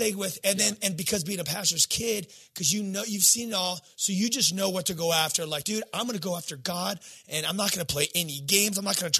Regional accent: California, United States; I'm a skateboarder from Southern California, number one

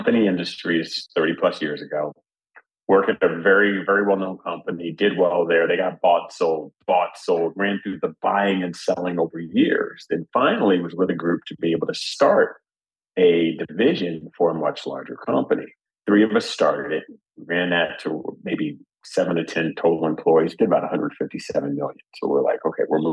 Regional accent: New Jersey, United States; I grew up in Jersey kid

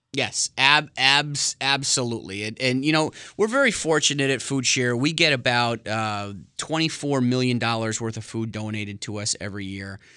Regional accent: New Britain, Connecticut, United States; also born or lived in West Hartford, Connecticut; I'm from, uh, central Connecticut, born and raised in New Britain.

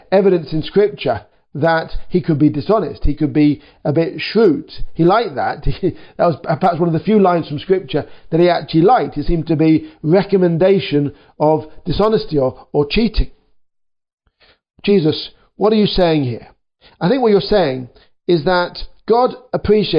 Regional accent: United Kingdom; I'm a British worker too

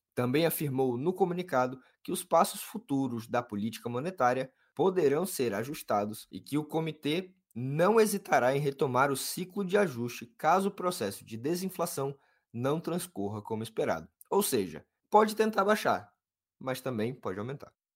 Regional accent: Rio Grande do Norte, Brazil; moved away; deixa eu falar da minha terra

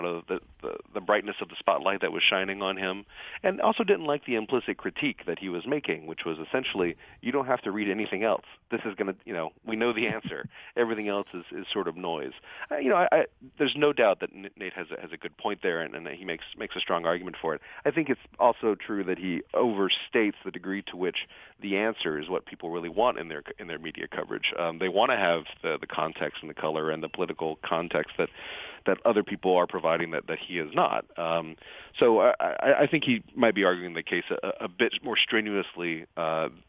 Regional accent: South Louisiana, United States; I'm from South Louisiana

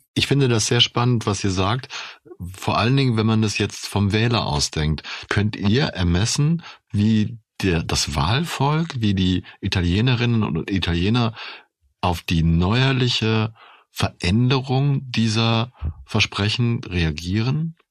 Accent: Germany; Ich bin ja Deutscher

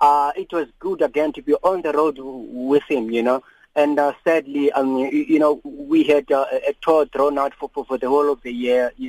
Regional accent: Cape Town, Western Cape, South Africa; I'm from Cape Town.

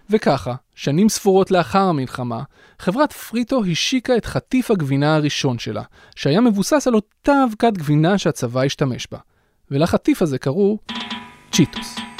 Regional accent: Israel

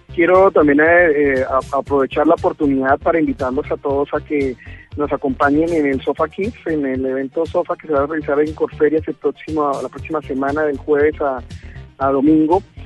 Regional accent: Bucaramanga, Santander, Colombia; nosotros somos de Bucaramanga

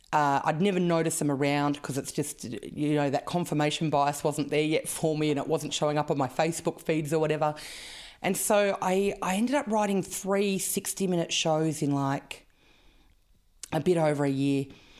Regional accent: Canberra, Australian Capital Territory, Australia; Yes. Western Creek, south side.

